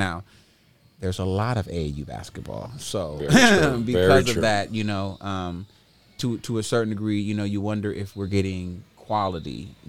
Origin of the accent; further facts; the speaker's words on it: Sacramento, California, United States; Northern California. And they're like, well, like, where exactly? I'm like, oh, well, in the Sacramento, like, well, no, that's kind of central.